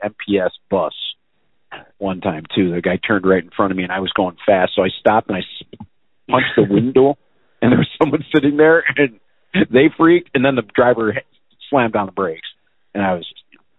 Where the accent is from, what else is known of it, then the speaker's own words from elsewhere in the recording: Milwaukee, Wisconsin, United States; those were from Milwaukee. I'm yeah. like, that's from my hometown.